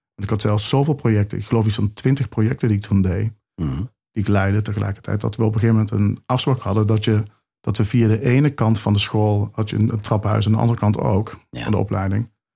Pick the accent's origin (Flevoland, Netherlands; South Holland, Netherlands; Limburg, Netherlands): Limburg, Netherlands; accent: Limburgish; dat is mijn uh, Limburgse accent